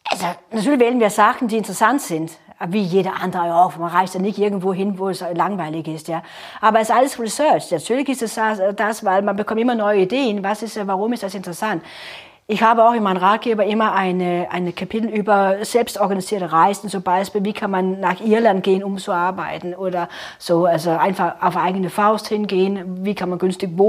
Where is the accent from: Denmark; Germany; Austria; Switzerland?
Denmark; North Denmark Region; ja, meine Heimat natürlich, das ist ja super, ja, der Jammerbucht, wo ich herkomme, kurz bevor Norwegen anfängt.